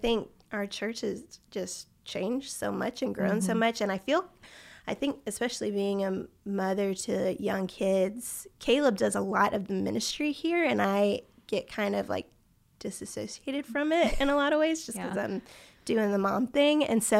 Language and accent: English; Baton Rouge, Louisiana, United States; moved away as an adult; now in Birmingham, United States; I was raised in Baton Rouge, Louisiana.